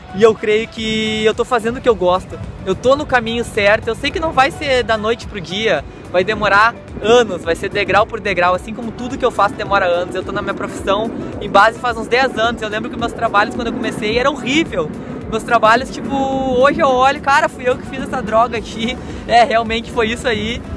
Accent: Porto Alegre, Rio Grande do Sul, Brazil; sair lá do sul, sair da minha terra

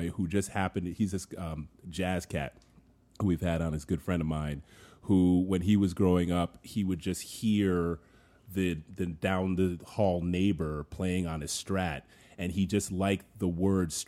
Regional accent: Paris, Île-de-France, France; I'm from Paris.

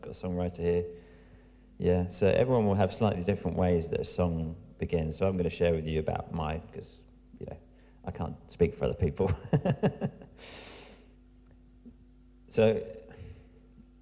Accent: Diss, East of England, United Kingdom; This is where I'm from. I'm from Diss, which sounds like an amazing place.

